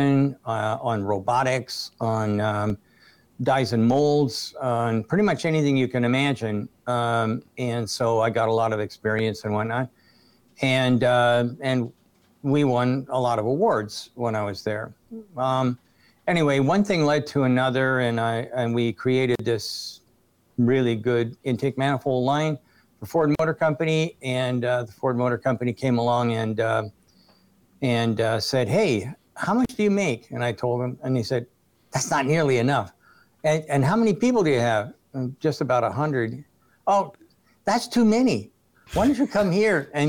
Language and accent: English; Sandwich East, Essex County, Ontario, Canada; I was born in Sandwich East, and it was basically farm country. And I picked apples, and I picked tomatoes